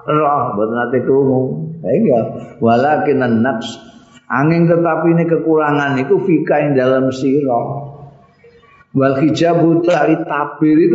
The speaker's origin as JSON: {"language": "Indonesian", "region": "Java", "country": "Indonesia", "said": "ini kan orang Indonesia aku aku Jawa orang Jawa pak"}